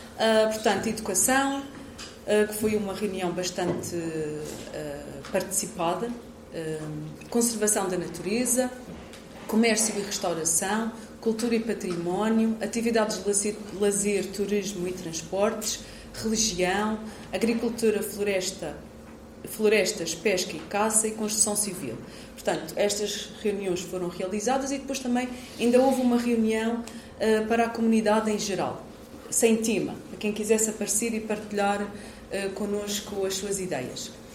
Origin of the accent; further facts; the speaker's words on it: Portugal; enquanto portuguesa